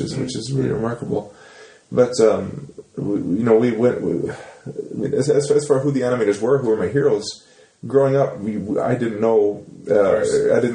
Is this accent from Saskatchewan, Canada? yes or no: yes; Saskatchewan, Canada; moved away as an adult; growing up in Saskatchewan and going to high school